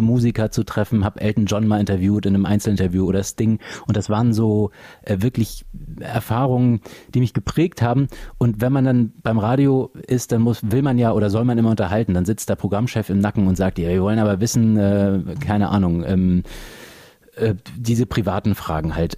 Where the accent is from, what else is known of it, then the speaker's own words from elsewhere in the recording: Flensburg, Schleswig-Holstein, Germany; moved away; also born or lived in Hamburg; in meiner alten Heimat Flensburg